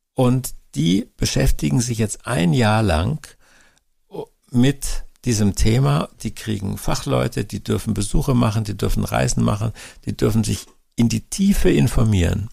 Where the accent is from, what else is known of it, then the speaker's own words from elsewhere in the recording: Germany; bei uns in Deutschland